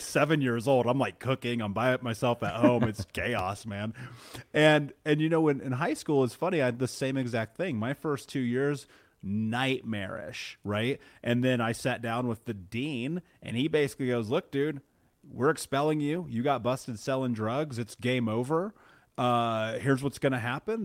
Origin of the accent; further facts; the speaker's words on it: Indiana, United States; growing up in the Midwest, living in Indiana